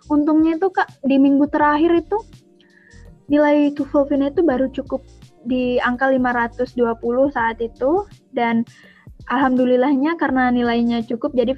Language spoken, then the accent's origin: Indonesian; Lampung, Indonesia; asal aku dari Lampung Barat, Provinsi Lampung.